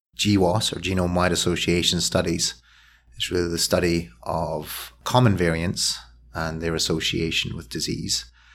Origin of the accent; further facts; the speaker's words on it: Scotland, United Kingdom; now in Philadelphia, United States; I'm a Scotsman who's lived, lived well, and I'm the consequence of a Scottish lifestyle